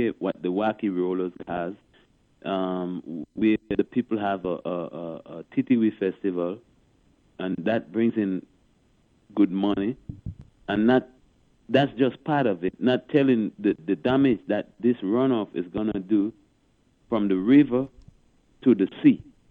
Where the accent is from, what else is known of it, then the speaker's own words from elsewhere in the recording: St. Joseph, Saint Joseph, Dominica; now in United States; that is my area of Dominica where I live. I'm from St. Joseph